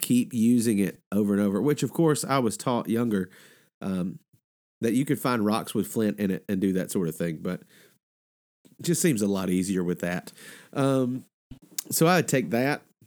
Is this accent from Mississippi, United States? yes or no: yes; Mississippi, United States; also born or lived in Alabama; now in Georgia, United States; I grew up in Mississippi and Alabama and now live in Georgia.